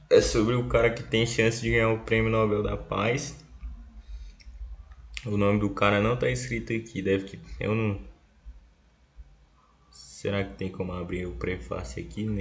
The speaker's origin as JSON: {"language": "Portuguese", "town": "Brasília", "region": "Federal District", "country": "Brazil", "said": "É, porque também a sede também fica aqui em Brasília, eu sou de Brasília."}